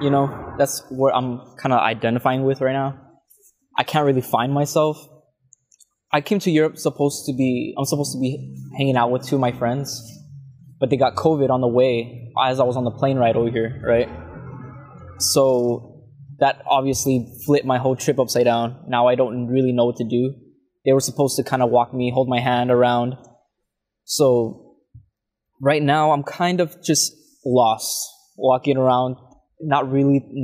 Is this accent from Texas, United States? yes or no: yes; La Feria, Texas, United States; I grew up in Texas in a very small town called La Feria.